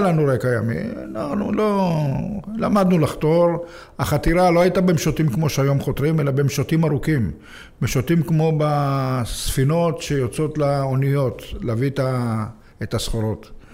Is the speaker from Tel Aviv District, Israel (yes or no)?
yes; Jaffa, Tel Aviv District, Israel; נולדתי ביפו, לא. הוריי הגיעו מרומניה, הם נכנסו לאיזה בית וגרנו שם